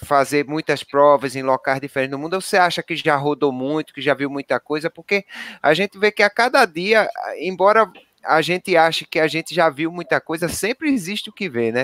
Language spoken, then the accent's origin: Portuguese; Brazil; nós somos brasileiros